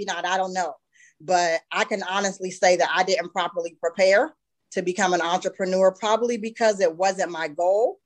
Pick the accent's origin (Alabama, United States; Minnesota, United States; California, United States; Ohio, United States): Ohio, United States; Youngstown; now in Columbus, United States; I did branch out and open a second training center in my hometown of Youngstown.